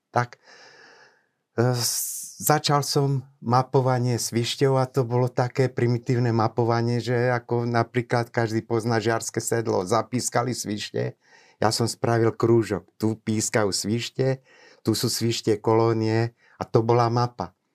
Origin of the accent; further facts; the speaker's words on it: Bobrovec, Žilina Region, Slovakia; also born or lived in Nitra; pochádzam z Liptova, z dediny Bobrovec. Je to pod úpetím západných Tatier, moje rodné doliny